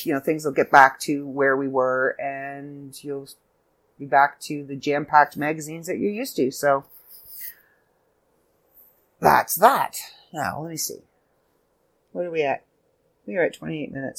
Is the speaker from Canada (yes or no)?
yes; Canada; I'm Canadian